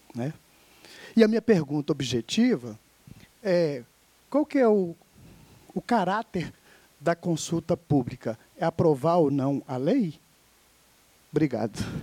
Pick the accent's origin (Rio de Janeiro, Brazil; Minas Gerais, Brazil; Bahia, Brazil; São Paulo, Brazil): Minas Gerais, Brazil; enquanto mineiro 100% de ferro no sangue